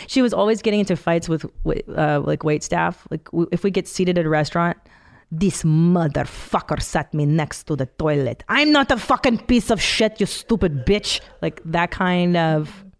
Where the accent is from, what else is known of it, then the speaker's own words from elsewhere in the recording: Canada; I was born in Canada, but they escaped from Hungary in 69.